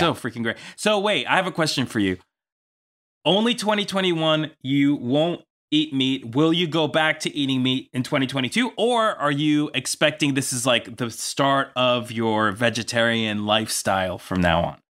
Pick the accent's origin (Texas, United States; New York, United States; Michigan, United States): New York, United States; now in Los Angeles, United States; I'm from New York